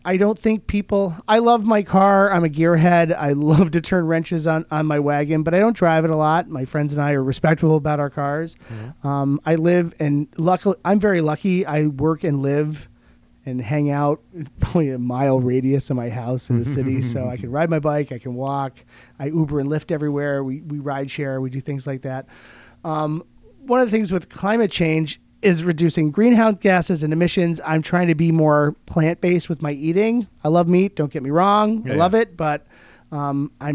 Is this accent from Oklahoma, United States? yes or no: yes; Oklahoma, United States; now in Rochester, United States; I grew up in Oklahoma